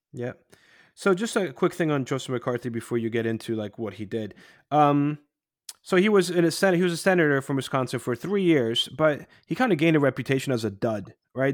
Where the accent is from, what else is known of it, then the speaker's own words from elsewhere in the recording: Poland; moved away; when I was growing up in Poland in the eighties